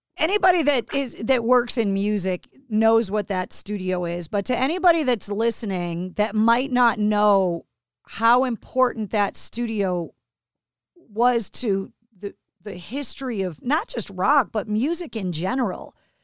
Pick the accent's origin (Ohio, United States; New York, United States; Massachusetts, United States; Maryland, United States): Massachusetts, United States; East Coast; Growing up on the East Coast